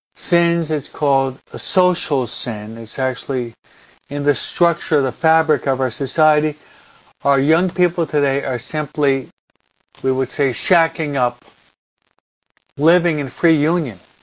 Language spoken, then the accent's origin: English; United States; moved away as an adult; also born or lived in New Jersey / Philadelphia / Rome; When I was brought up and raised in New York and New Jersey in the in the 60s, the early 70s